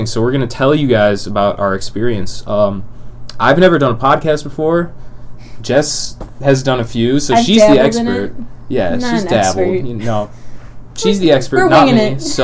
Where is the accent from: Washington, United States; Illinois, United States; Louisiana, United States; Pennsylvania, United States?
Illinois, United States; suburbs of Chicago; We're both American. From the suburbs of Chicago, like everyone in Illinois.